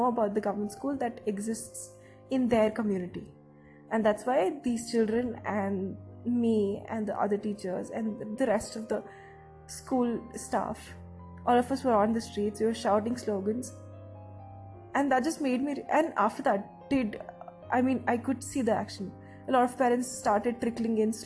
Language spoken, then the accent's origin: English; India; I am from India